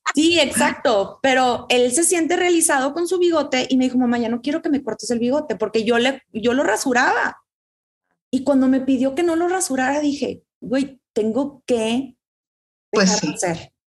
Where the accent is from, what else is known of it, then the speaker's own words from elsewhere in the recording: Mexico; culturalmente crecemos en una, en un México, ¿no? somos latinas